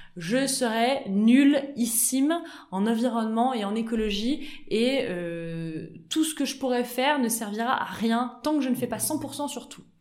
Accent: Auvergne-Rhône-Alpes, France; moved away; also born or lived in United States; on est natifs d'Auvergne

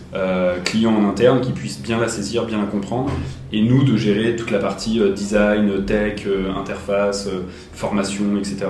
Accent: Paris, Île-de-France, France; moved away as an adult; now in Geneva, Switzerland; je viens de Paris de, base

